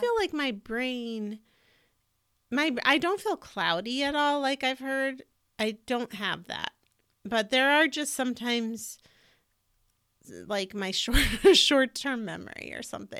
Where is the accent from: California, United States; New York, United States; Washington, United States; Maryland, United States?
California, United States; moved away; I also grew up in California